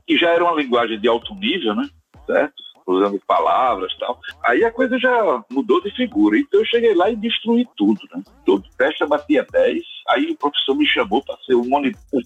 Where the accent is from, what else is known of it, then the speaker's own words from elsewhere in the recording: Sergipe, Brazil; eu sou sergipano